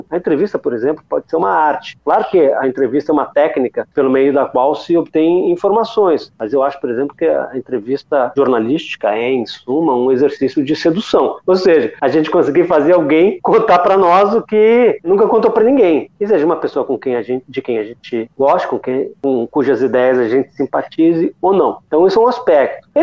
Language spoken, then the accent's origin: Portuguese; Rio de Janeiro, Brazil; accent: gaúcho; Apesar desse meu sotaque sem vergonha de gaúcho, eu sou